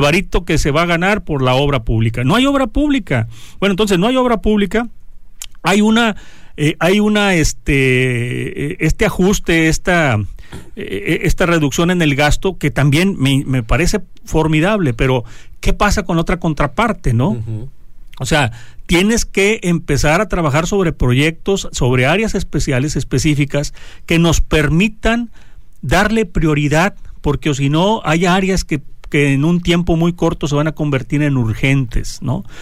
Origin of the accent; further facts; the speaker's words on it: Mexico; todos somos mexicanos